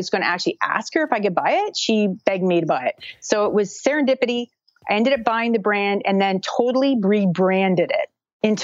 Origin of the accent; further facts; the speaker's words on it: Brockville, Ontario, Canada; I'm from Canada, and I live in a small town called Brockville, Ontario